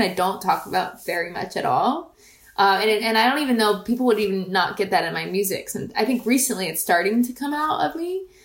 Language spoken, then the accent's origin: English; rural Pennsylvania, United States; also born or lived in Staten Island, New York; we moved when I was a kid to rural Pennsylvania